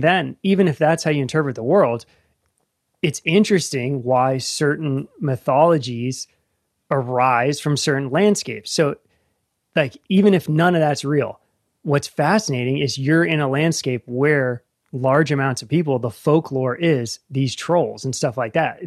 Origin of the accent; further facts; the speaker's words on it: Northern Virginia, United States; moved away as an adult; now in Appalachia, United States; I grew up in Northern Virginia, suburbs